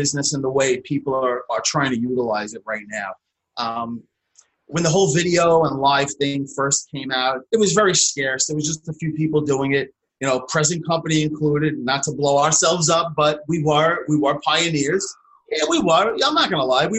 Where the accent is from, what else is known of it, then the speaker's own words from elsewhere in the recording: New York City, New York, United States; from Staten Island, New York